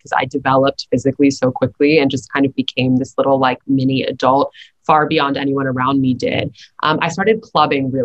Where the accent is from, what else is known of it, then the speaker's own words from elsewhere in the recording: New York City, New York, United States; growing up in New York City